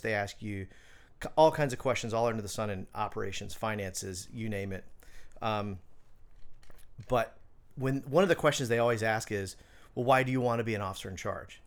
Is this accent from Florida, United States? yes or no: yes; Orlando, Florida, United States; moved away as an adult; also born or lived in Hatteras, North Carolina / Charleston; I grew up in Orlando